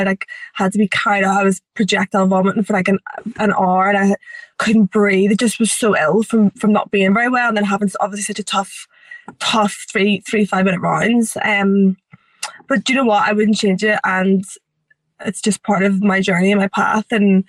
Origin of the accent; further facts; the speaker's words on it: Ireland; we're both from Ireland.